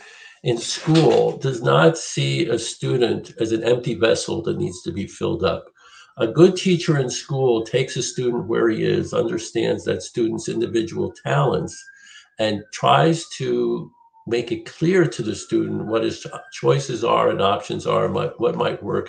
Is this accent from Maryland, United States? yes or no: no; Philadelphia, Pennsylvania, United States; I grew up in Philly